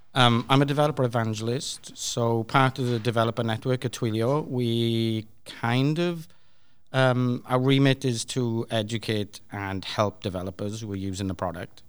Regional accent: Swansea, Wales, United Kingdom; I'm from Swansea in the U K

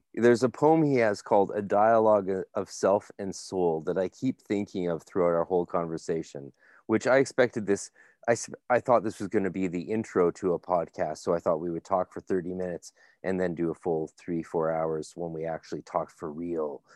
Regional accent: Canada; I'm Canadian

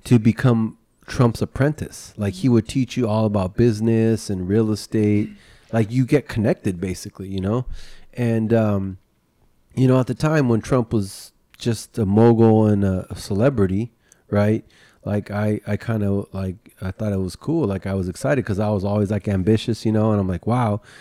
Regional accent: California, United States; also born or lived in Florida; I born and raised in California, lived here my whole entire life, except for maybe one year I lived in Florida

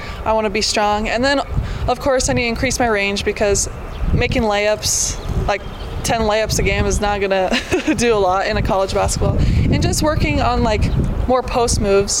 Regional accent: Wyoming, United States; I'm from Wyoming

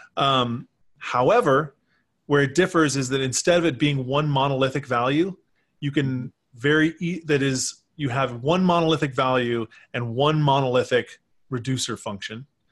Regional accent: Texas, United States; moved away as an adult; also born or lived in Michigan; I was from Texas

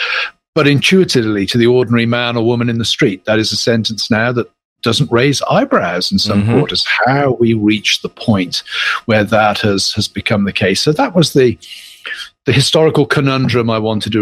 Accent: United Kingdom; moved away as an adult; now in Pennsylvania, United States; as you can tell from my accent, I'm not from the south side of Philly. I'm from the United Kingdom

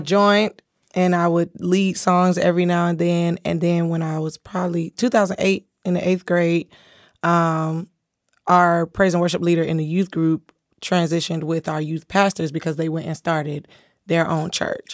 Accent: Fort Lauderdale, Florida, United States; Fort Lauderdale, I grew up in, like, the hood

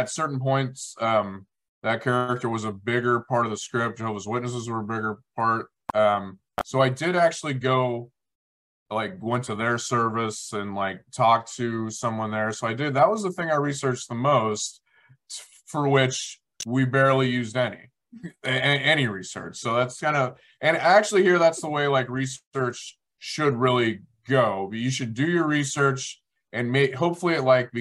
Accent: Kansas, United States; We're both from Kansas

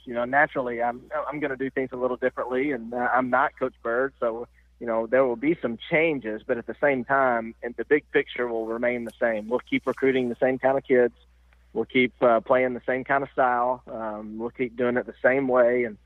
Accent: Nashville, Tennessee, United States; I'm from Nashville

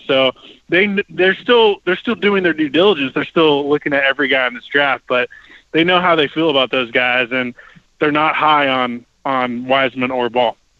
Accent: Portland, Oregon, United States; I grew up in Portland

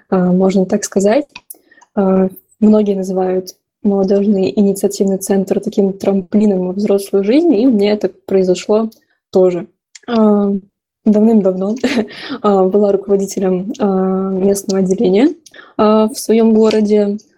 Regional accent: Dimitrovgrad, Ulyanovsk Oblast, Russia; Собственно, я сама из Ульяновской области, из города прекраснейшего Димитровград

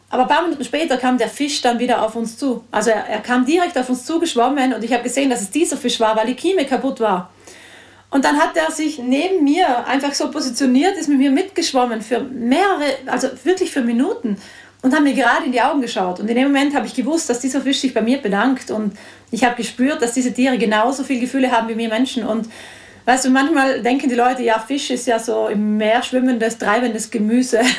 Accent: Trentino-Alto Adige, Italy; Ja, genau. Ich bin aus Südtirol, ja.

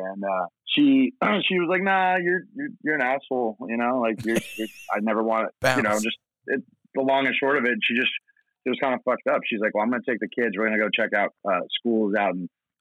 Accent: Portland, Oregon, United States; born or raised there; moved away as an adult; also born or lived in Philippines; now in Santa Barbara, United States

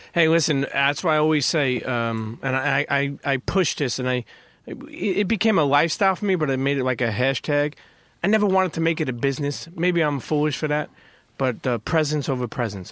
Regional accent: New York City, New York, United States; also born or lived in Bensonhurst, Brooklyn; I grew up in Brooklyn, around, I grew up in Coney Island

